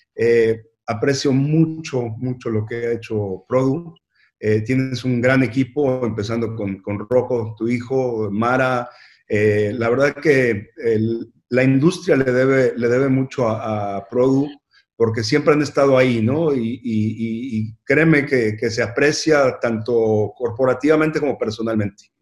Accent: Mexico City, Mexico; yo nací en la Ciudad de México y, tengo un gran orgullo de, haber crecido en, México.

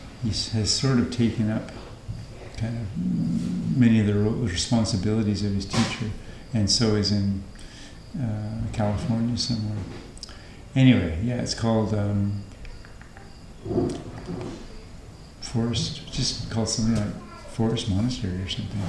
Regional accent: British Columbia, Canada; moved away as an adult; also born or lived in Alberta; now in Thailand; you've been born and raised in British Columbia

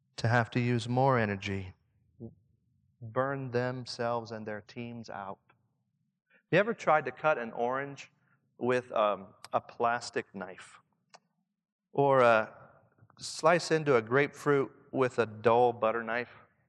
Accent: Southern Indiana, United States; accent: Southern Indiana; my Southern Indiana accent

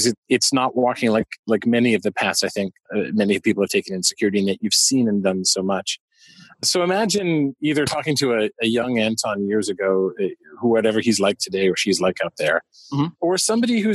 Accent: Quebec, Canada; where I grew up in Quebec

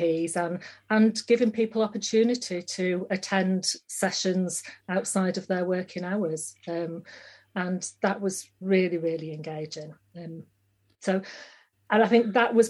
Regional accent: Yorkshire and the Humber, United Kingdom; moved away as an adult; also born or lived in Uganda; I'm from West Yorkshire

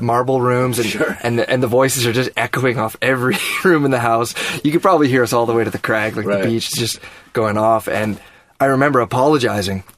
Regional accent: just north of Toronto, Ontario, Canada; I grew up just north of Toronto.

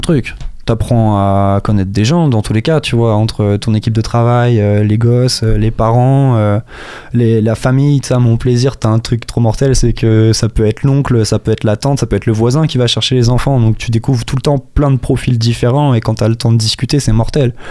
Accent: Juvardeil, Pays de la Loire, France; also born or lived in Les Ponts-de-Cé; now in Angers, France; je suis né à Angers, mais pour aller un peu plus loin dans la réponse, j'ai grandi entre la petite section et la fin du CP au Pont de C. En fait, à partir du Pont de C, de la fin du CP, pardon, je suis parti à Juvardeil, qui est un petit bled derrière Tiercé

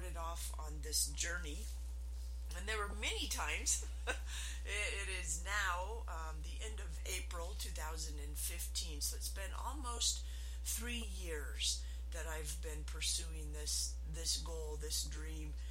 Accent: Utah, United States; I am from Utah, which is the MLM capital of the world

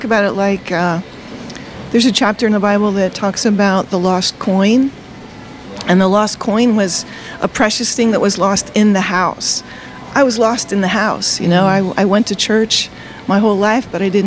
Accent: Delaware, United States; also born or lived in Virginia; I grew up in Delaware

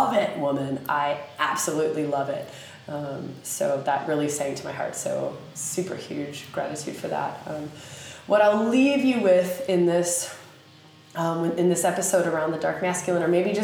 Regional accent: United States; accent: redneck; my sweet redneck accent

